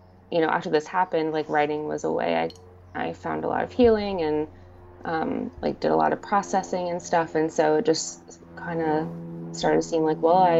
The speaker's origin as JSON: {"language": "English", "town": "Salem", "region": "Virginia", "country": "United States", "tie": "born or raised there", "moved": "as an adult", "lives_now": "Charleston, United States", "said": "No, I'm actually from Southwest Virginia. My husband and I moved here about 2 years ago."}